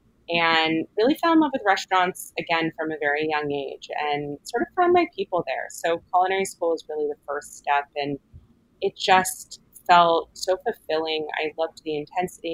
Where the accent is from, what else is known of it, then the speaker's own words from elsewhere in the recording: Los Angeles, California, United States; moved away as an adult; also born or lived in Philadelphia; now in New York, United States; I'm born and raised in Los Angeles, sort of one of the rare second generation locals